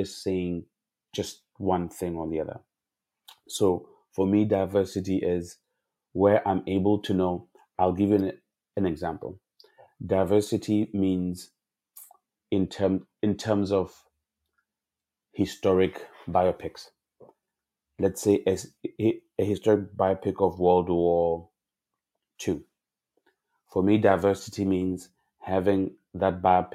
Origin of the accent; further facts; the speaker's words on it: South Africa; I grew up in South Africa